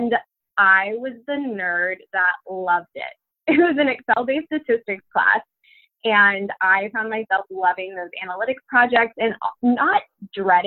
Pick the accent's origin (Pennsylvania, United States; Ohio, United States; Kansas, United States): Kansas, United States; Wichita; I am from Kansas. I grew up there in Wichita, and that's where I was raised.